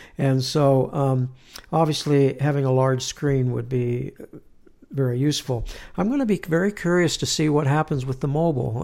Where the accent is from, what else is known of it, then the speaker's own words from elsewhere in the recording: Southern California, United States; moved away as an adult; now in Utah, United States; I'm from California, born and raised